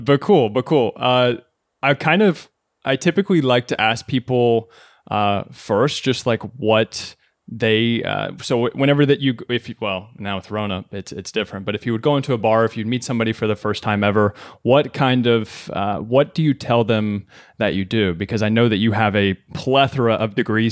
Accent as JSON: {"language": "English", "region": "Kentucky", "country": "United States", "tie": "born or raised there", "moved": "as an adult", "lives_now": "New York City, United States", "said": "I was born and raised in Kentucky."}